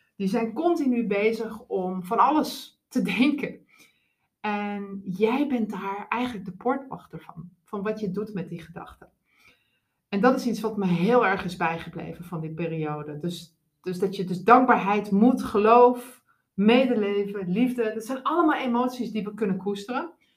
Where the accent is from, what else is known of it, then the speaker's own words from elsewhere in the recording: Groningen, Netherlands; moved away as an adult; also born or lived in Moscow / London; now in Arnhem, Netherlands; ik ben een rasechte Groninger